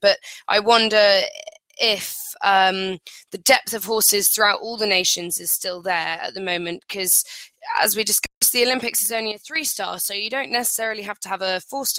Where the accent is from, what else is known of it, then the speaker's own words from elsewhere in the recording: United Kingdom; as a British person